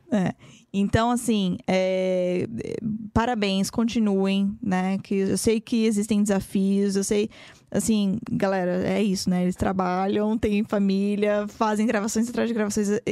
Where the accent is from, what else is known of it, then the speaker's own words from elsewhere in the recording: Brazil; moved away as an adult; now in United States; também sou brasileira